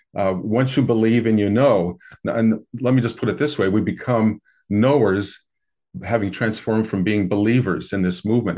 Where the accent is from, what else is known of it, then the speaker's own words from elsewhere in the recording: American Midwest, United States; I grew up in the American Midwest